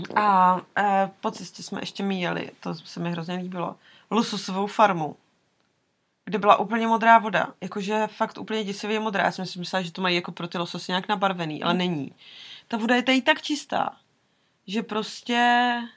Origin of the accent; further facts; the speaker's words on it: Czechia; Z Česka